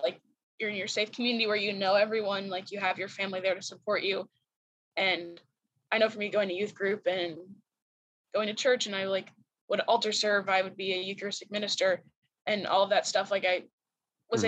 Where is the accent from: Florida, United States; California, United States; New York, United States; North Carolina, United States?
Florida, United States; St. Johns; moved away as an adult; now in Lakeland, United States; I'm from St. John's, Florida